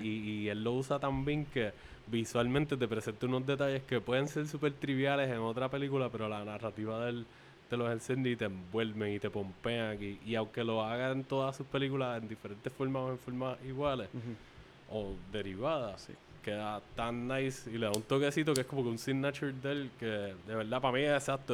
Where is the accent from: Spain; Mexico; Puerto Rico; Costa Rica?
Puerto Rico; Carolina; also born or lived in Canóvanas, Puerto Rico; En el área de Carolina, haciendo colindancia con Canóvanas, que es el otro pueblo en donde yo crecí, aquí en Puerto Rico.